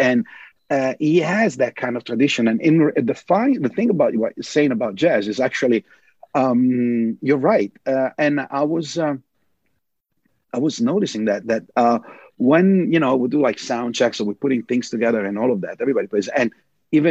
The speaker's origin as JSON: {"language": "English", "country": "Italy", "tie": "born or raised there", "also_born_or_lived": "New York, United States", "moved": "yes", "lives_now": "Los Angeles, United States", "said": "growing up in Italy"}